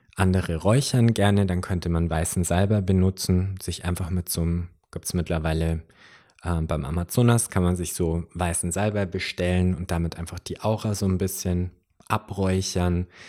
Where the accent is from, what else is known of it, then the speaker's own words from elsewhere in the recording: Upper Bavaria, Germany; hier bei uns in Oberbayern